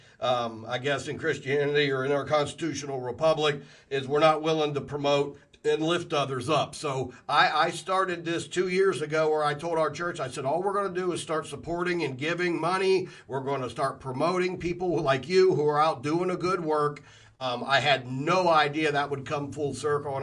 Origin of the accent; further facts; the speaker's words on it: Columbus, Ohio, United States; raised in Columbus, Ohio in the 80s